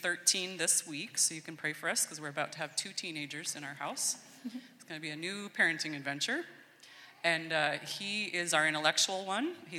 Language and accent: English; Washington, United States; moved away as an adult; also born or lived in California; now in Salem, United States; I grew up actually in Washington State and went to school in California and then ended up here in Salem